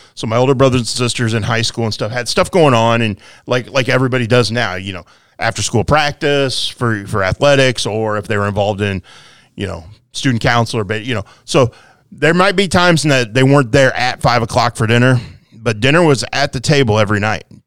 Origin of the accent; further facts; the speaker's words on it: Quincy, Illinois, United States; I grew up here in Quincy